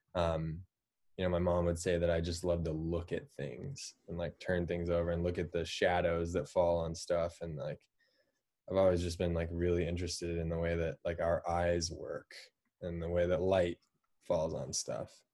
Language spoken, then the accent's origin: English; Boulder, Colorado, United States; also born or lived in Fort Collins, Colorado; I was born in Boulder, Colorado. Grew up right outside of there